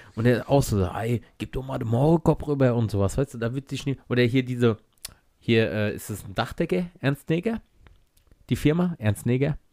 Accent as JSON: {"language": "German", "country": "Germany", "said": "Ich bin Deutscher, Weißer"}